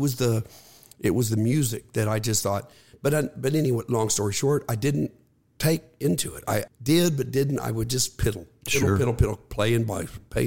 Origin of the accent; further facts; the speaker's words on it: Portland, Texas, United States; also born or lived in Houston, Texas; I was born in Houston at Herman Hospital, but then we moved half of third grade. We moved to Portland, Texas.